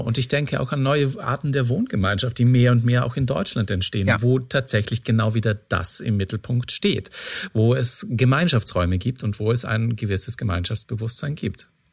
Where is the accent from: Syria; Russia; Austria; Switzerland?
Austria; moved away; meinem Ursprungsort, wo ich herkomme in mhm. Österreich